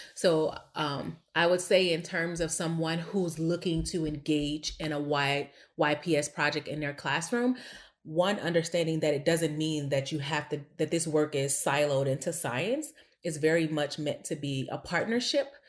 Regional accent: East St. Louis, Illinois, United States; now in Chicago, United States; I was born and raised in East St. Louis, Illinois, like I said, East Boogie

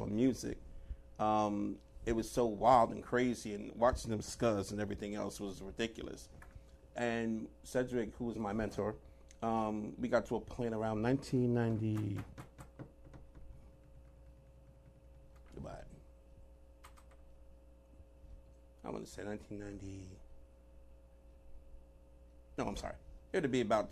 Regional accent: New York City, New York, United States; moved away as an adult; also born or lived in Puerto Rico / Italy / Washington, D.C.; I'm from New York City. I was born in Puerto Rico. Moved to New York

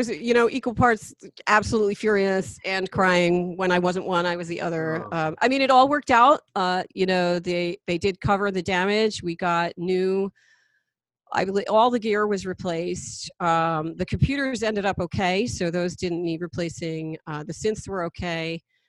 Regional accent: New Jersey, United States; moved away; also born or lived in Pine Bush, New York; I went to Pine Bush High School, which is, you know, about 20 miles west of here. And I'm a transplant from New Jersey

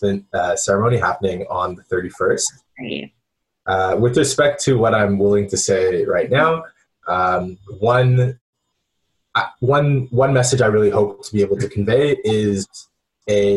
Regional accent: Montreal, Quebec, Canada; moved away as an adult; also born or lived in Princeton, New Jersey; I grew up in Montreal.

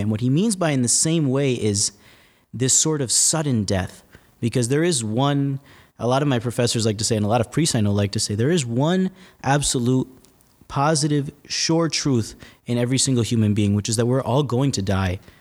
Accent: West New York, New Jersey, United States; I'm originally from a faraway place called New Jersey

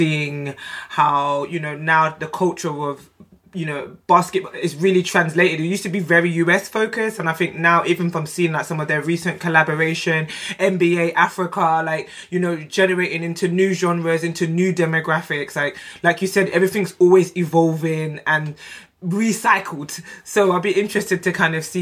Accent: London, United Kingdom; I'm from South London. I grew up, born and raised South London

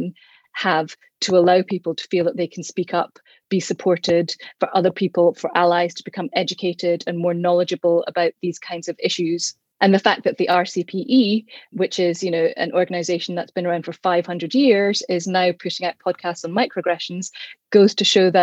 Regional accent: Bishopbriggs, Scotland, United Kingdom; where I grew up in Bishopbriggs

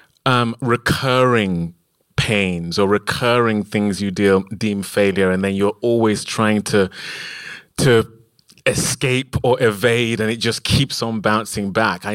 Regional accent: United Kingdom; we are British

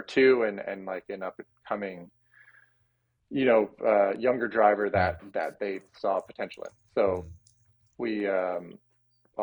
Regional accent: Whistler, British Columbia, Canada; I grew up in Whistler

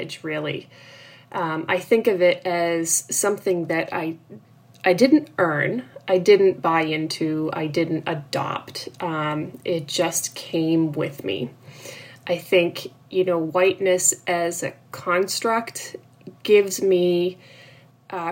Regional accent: North Shore of Boston, Massachusetts, United States; also born or lived in Cape Cod, Massachusetts; I grew up on the North Shore of Boston

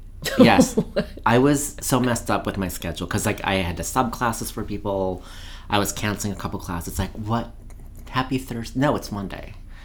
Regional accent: Minnesota, United States; now in Seattle, United States; I'm from the Minnesota.

